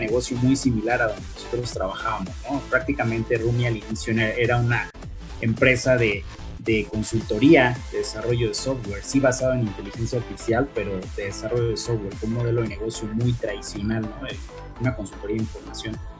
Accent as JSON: {"language": "Spanish", "country": "Mexico", "said": "los mismos ingenieros mexicanos, no es algo que nos orgullezca, pero nuestro salario es mucho menor"}